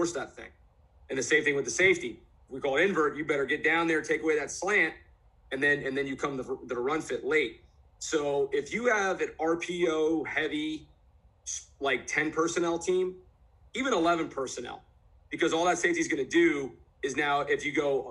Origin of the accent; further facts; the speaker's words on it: New Jersey, United States; now in Florida, United States; I'm from Jersey originally